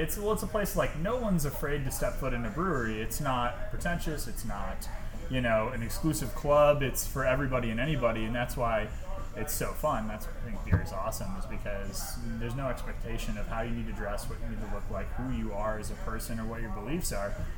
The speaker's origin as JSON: {"language": "English", "region": "Michigan", "country": "United States", "moved": "yes", "said": "I'm originally from Michigan"}